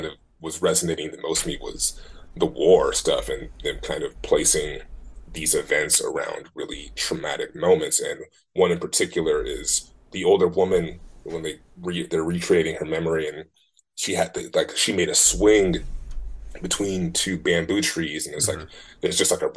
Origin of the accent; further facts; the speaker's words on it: Oakland, California, United States; also born or lived in Martinez, California; I moved from Oakland to Martinez